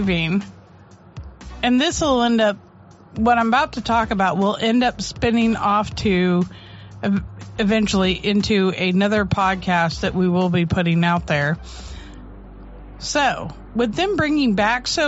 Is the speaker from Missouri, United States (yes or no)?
yes; St. Louis, Missouri, United States; I grew up in St. Louis